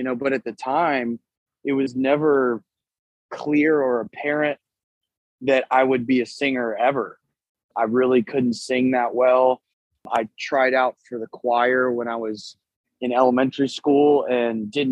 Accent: San Antonio, Texas, United States; also born or lived in Louisiana; we're out of San Antonio, Texas

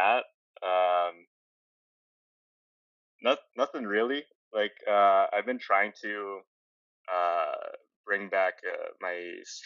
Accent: Calgary, Alberta, Canada; moved away; I'm originally from Calgary, Alberta, and back there, I studied graphic design

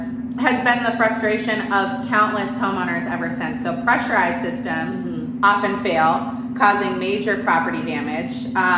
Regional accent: Minnesota, United States; now in Southern California, United States; I'm from Minnesota

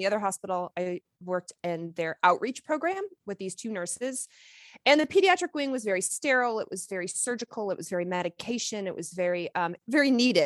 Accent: Lexington, Kentucky, United States; I grew up in Lexington, Kentucky

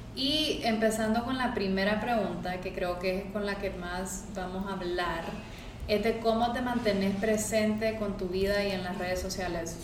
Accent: Honduras; soy hondureña

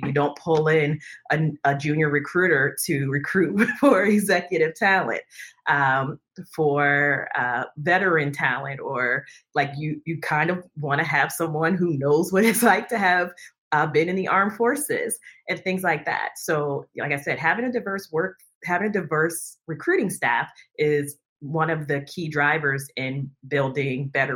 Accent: New Jersey, United States; now in Northern Virginia, United States; I hail from New Jersey, but I now live in Northern Virginia outside of Washington, D.C.

